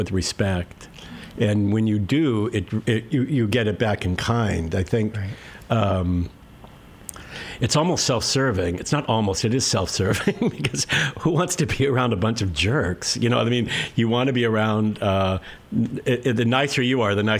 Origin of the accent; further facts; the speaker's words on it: Santa Monica, California, United States; also born or lived in Ocean Park / Westchester, Los Angeles; I'm originally from right here. I grew up